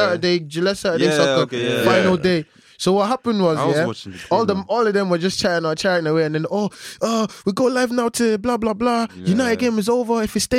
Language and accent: English; Nigeria; I'm a Nigerian.